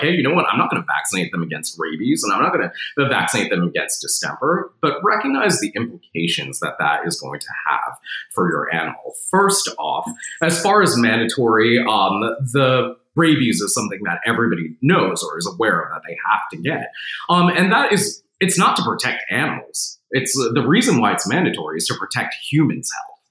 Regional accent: New Jersey, United States; now in Tennessee, United States; I'm from New Jersey

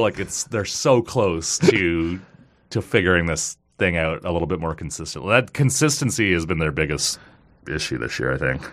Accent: Kanata, Ontario, Canada; I grew up in Kanata, so I loved, like, as a kid going to Sundance Games was awesome

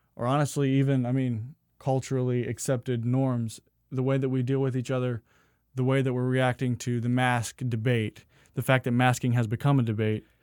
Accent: the South, United States; also born or lived in Phoenix; growing up in the South

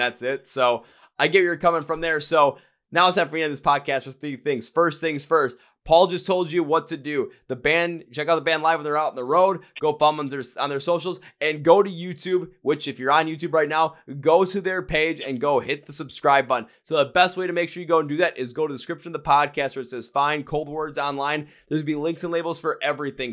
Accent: Wisconsin, United States; we're from Wisconsin

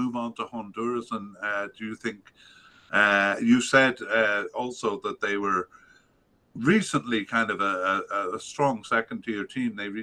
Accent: Canada; as a Canadian

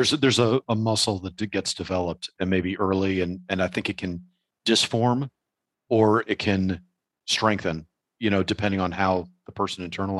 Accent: New York City, New York, United States; moved away; as a New Yorker myself

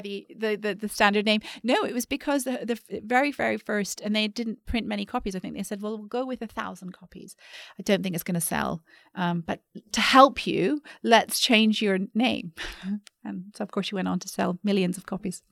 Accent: Vancouver, British Columbia, Canada; moved away as an adult; also born or lived in London / New York; now in Singapore; I grew up in Vancouver

